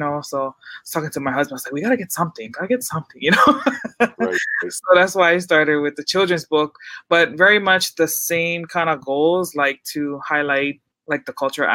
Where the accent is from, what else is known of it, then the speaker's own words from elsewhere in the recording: Hawaii, United States; growing up in Hawaii is that, like, we grew up amongst all these different cultures.